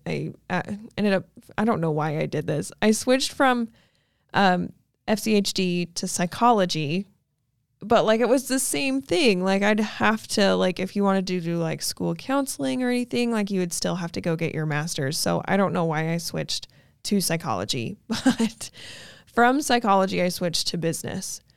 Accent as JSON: {"language": "English", "town": "Logan", "region": "Utah", "country": "United States", "tie": "born or raised there", "moved": "as an adult", "lives_now": "Arizona, United States", "said": "I was born in a little town called Logan, Utah"}